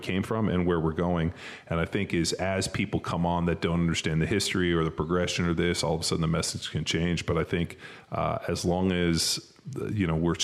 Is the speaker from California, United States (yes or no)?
yes; Palos Verdes, California, United States; moved away as an adult; also born or lived in Newport Beach, United States / Berkeley, United States; now in Austin, United States; I grew up in Palos Verdes